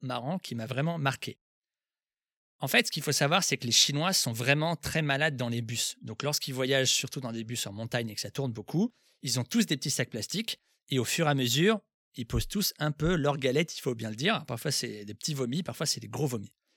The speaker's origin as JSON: {"language": "French", "country": "France", "said": "moi aussi, je suis français"}